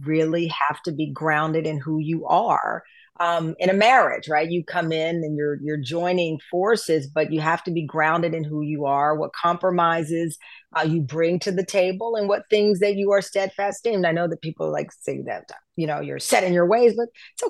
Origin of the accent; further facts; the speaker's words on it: the South, United States; as a Southerner